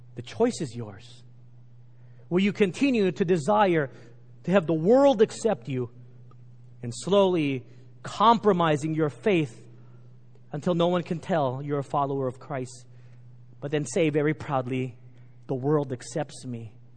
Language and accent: English; Texas, United States; Growing up in Texas, we were indoctrinated with Texas history